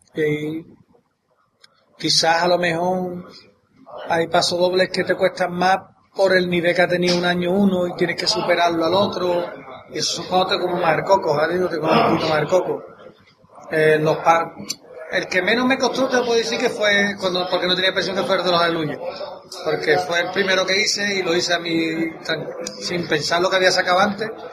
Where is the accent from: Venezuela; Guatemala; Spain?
Spain; Santa María, Andalusia; born or raised there; also born or lived in Loreto, Cádiz